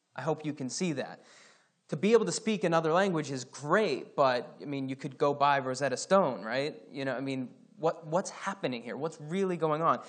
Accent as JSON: {"language": "English", "region": "Scotland", "country": "United Kingdom", "moved": "yes", "said": "I'm Scottish"}